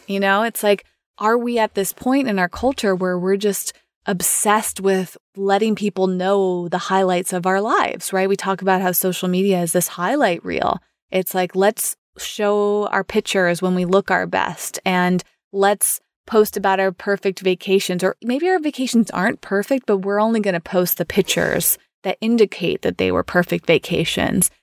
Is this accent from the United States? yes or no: yes; United States; for me as an American